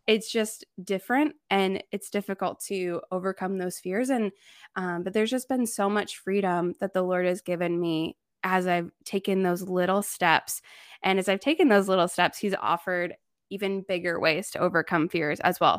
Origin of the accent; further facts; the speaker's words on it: Indiana, United States; moved away as an adult; also born or lived in Thailand; now in Chicago, United States; I grew up in Amish country